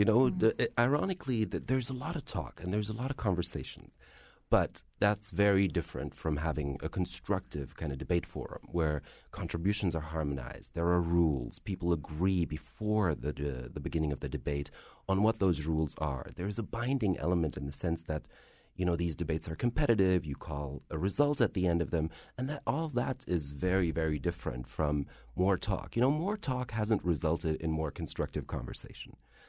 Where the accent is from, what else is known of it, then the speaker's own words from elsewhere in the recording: Frankfurt, Hesse, Germany; Well, I am of Algerian descent. I'm very much bicultural. I was born and raised in Frankfurt, so I am Arab. I am German.